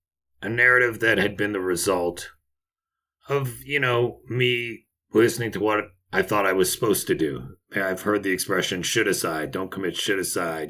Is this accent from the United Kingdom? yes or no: no; Toronto, Ontario, Canada; moved away as an adult; also born or lived in Montreal, Canada / New York, United States / St. Kitts; I was born in Montreal, Canada, raised in Toronto